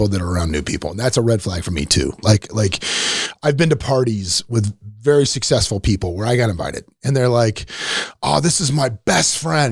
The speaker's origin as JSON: {"language": "English", "region": "Florida", "country": "United States", "also_born_or_lived": "Royal Oak, Michigan", "moved": "as an adult", "said": "I was from Florida"}